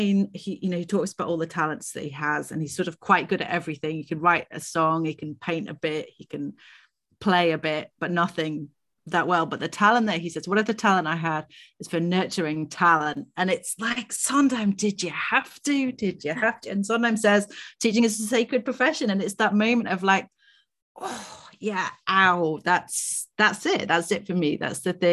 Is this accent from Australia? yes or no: no; United Kingdom; I'm a white British academic, for my accent, but immediately gives that away.